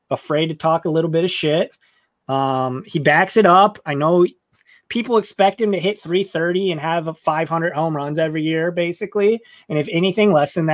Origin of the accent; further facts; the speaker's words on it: San Antonio, Texas, United States; I'm from San Antonio.